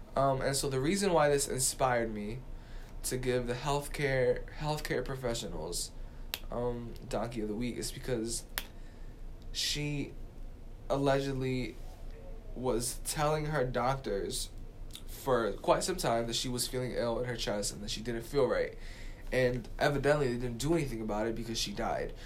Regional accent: New York City, New York, United States; I'm from the Bronx.

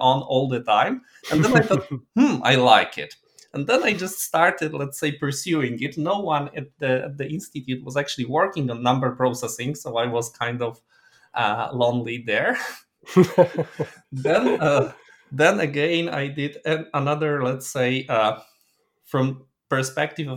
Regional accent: Krakow, Lesser Poland, Poland; moved away; I was born in Krakow itself, and then was commuting to high school there

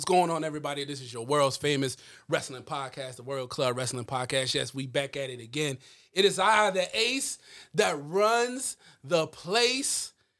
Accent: Nigeria; From Nigeria, I'm from Nigeria. As you could tell by my accent, I don't know if it's a little hard. It is. I am from Nigeria.

